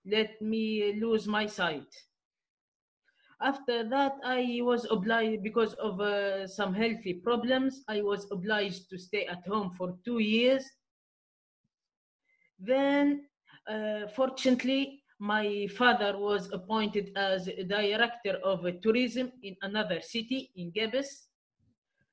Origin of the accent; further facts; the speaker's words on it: Midoun, Medenine, Tunisia; also born or lived in Gabès; I'm from Tunisia, more specifically the island of dreams, Djerba. My current city is Midun. I'm from Djerba, Midun